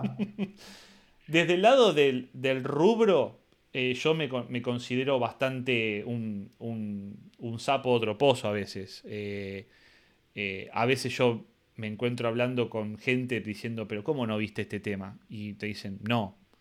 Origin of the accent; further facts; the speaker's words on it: Argentina; soy argentino